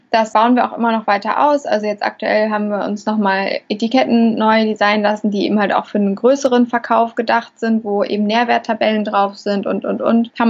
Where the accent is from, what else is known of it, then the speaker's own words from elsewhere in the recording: Hamburg, Germany; Ja, also ich bin … Ich komme aus Hamburg, betreibe dort ein Restaurant seit jetzt beinahe vier Jahren